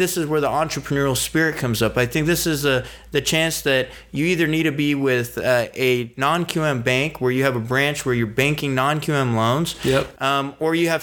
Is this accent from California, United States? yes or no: yes; San Diego, California, United States; born or raised there; also born or lived in Iran